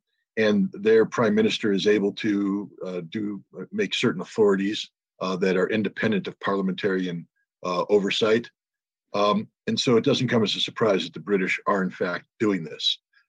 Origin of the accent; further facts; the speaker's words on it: United States; as an American citizen